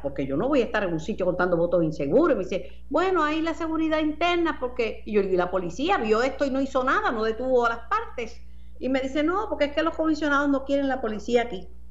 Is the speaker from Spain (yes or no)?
no; Mayagüez, Puerto Rico; mi pueblo natal, Mayagüez